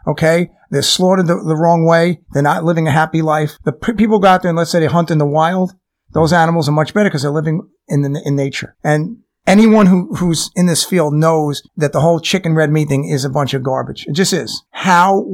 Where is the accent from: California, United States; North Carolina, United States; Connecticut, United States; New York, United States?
New York, United States; I'm from New York